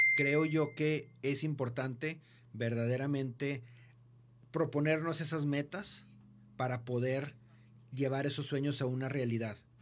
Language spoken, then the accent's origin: Spanish; Mexico; como buenos mexicanos